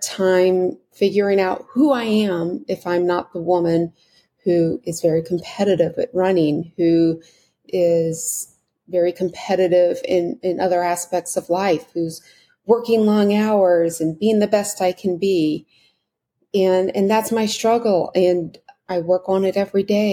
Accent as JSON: {"language": "English", "country": "United States", "said": "my being an American"}